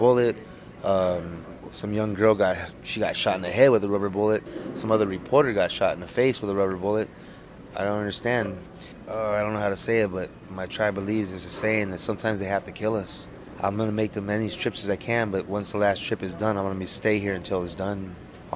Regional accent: Wind River, Wyoming, United States; now in Los Angeles, United States; From Arapahoe Nation, Wind River

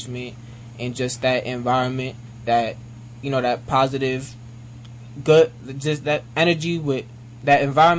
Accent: Monticello, New York, United States; I was born and raised in Monticello, New York.

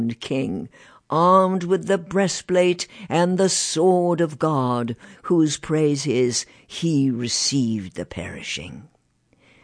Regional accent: England, United Kingdom; moved away; my hometown in England is now one of the meltingest pot towns you could find.

